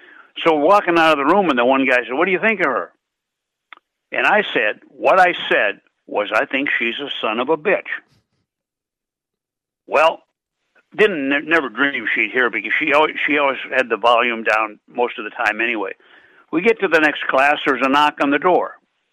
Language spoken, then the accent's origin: English; Minot, North Dakota, United States; But I was born in Minot, North Dakota, on a freezing Halloween night, 1935.